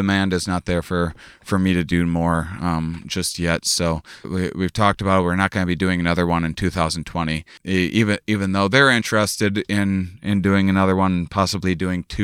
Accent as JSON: {"language": "English", "town": "La Crosse", "region": "Wisconsin", "country": "United States", "tie": "born or raised there", "moved": "yes"}